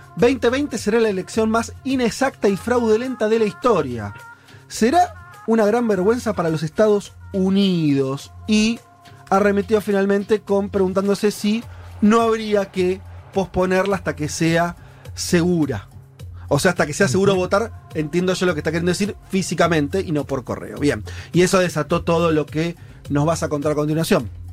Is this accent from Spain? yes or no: no; Argentina